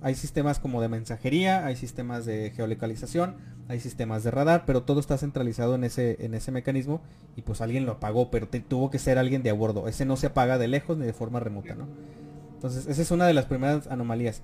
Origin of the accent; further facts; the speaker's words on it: Durango, Mexico; Nosotros somos de, somos de Durango